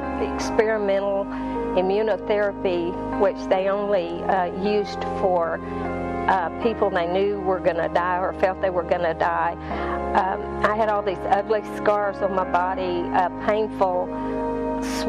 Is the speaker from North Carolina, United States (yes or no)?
yes; Granite Falls, North Carolina, United States; moved away as an adult; also born or lived in Wichita, Kansas; I was born in Granite Falls, North Carolina